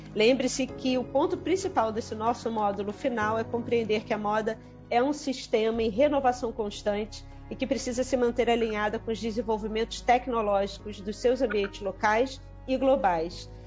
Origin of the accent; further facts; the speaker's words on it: Brazil; como brasileiros